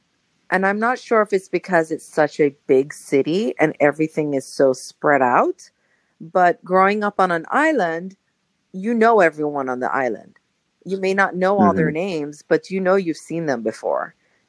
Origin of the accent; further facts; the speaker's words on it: Colombia; now in Los Angeles, United States; you're from Colombia. I'm from Colombia. Yeah, awesome. Let's talk.